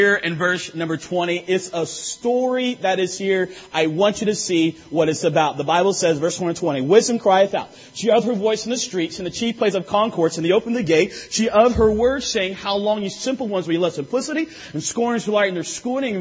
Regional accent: North Carolina, United States; I'm from North Carolina

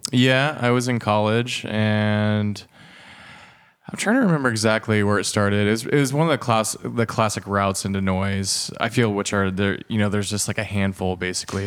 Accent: Fairland, Indiana, United States; also born or lived in Muncie, Indiana; I grew up in Fairland, in Indiana.

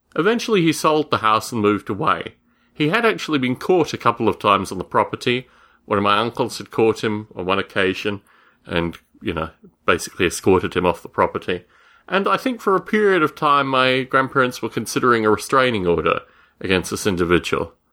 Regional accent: Australia; Growing up in Australia, I would spend my summer holidays with my grandparents

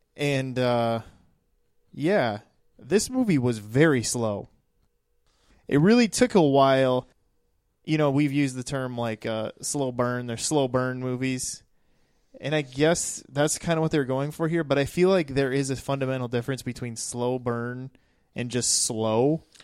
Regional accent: East River, South Dakota, United States; I rep this side of the state

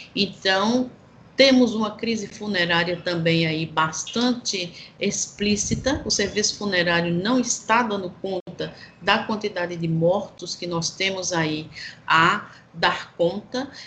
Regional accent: Brazil; enquanto brasileiros

